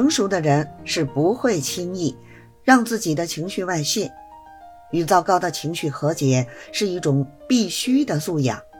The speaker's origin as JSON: {"language": "Chinese", "region": "Beijing", "country": "China", "said": "Hello，大家好，我是北京的…。"}